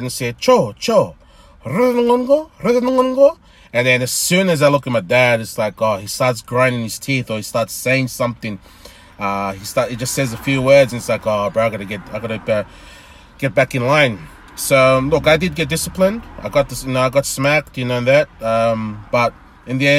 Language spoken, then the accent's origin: English; Sydney, New South Wales, Australia; I was born and raised in born in St. George Hospital in Kogra. Was raised in the St. George area all my life, even till now.